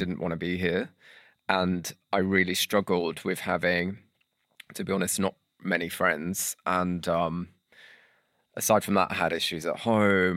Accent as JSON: {"language": "English", "town": "St Helens", "region": "North West England", "country": "United Kingdom", "tie": "born or raised there", "said": "I grew up in Saint Helens"}